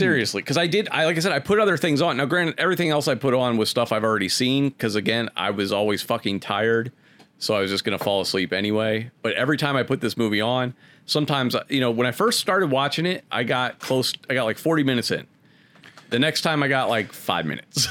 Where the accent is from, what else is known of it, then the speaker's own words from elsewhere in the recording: Akron, Ohio, United States; Growing up in Akron